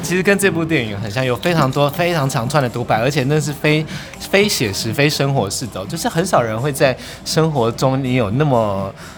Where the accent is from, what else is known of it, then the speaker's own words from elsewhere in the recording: Taiwan; 我们台湾人，有的人可能会英文啊，会日文啊